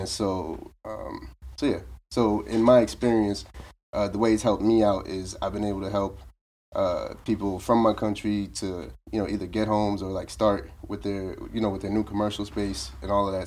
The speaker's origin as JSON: {"language": "English", "town": "Boston", "region": "Massachusetts", "country": "United States", "tie": "born or raised there", "also_born_or_lived": "Brockton, Massachusetts", "said": "originally from Roxbury"}